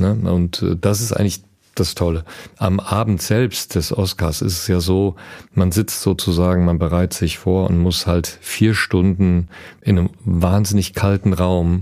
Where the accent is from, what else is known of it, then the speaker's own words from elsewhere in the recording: Düsseldorf, North Rhine-Westphalia, Germany; in Düsseldorf, wo ich herkomme